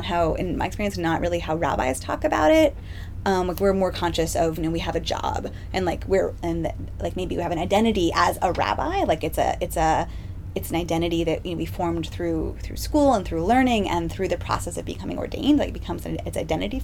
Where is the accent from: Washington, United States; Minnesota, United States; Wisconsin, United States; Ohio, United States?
Washington, United States; Seattle; I was born in Seattle and had a religiously complicated childhood